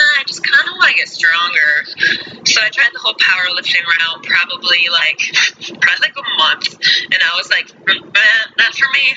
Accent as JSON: {"language": "English", "town": "Cedar Rapids", "region": "Iowa", "country": "United States", "said": "I am from Cedar Rapids, Iowa."}